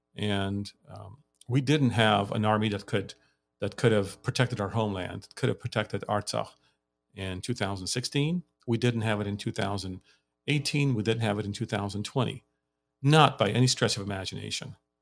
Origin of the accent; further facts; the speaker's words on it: Lebanon; moved away as an adult; also born or lived in United States; now in Armenia; I grew up in Lebanon